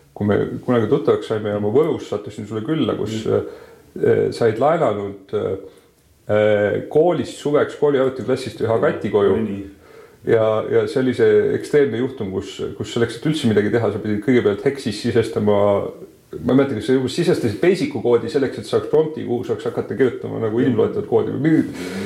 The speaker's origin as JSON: {"language": "Estonian", "town": "Tartu", "region": "Tartu County", "country": "Estonia", "tie": "born or raised there", "said": "mina olen Tartus, Tartus sündinud ja kasvanud"}